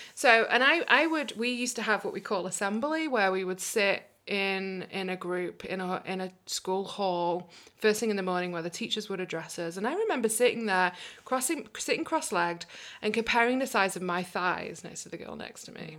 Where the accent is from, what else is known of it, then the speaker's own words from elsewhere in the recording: England, United Kingdom; accent: British; also born or lived in New York, United States; now in Portland, United States; we ended up moving to England when we were just three years old. And that's where I grew up.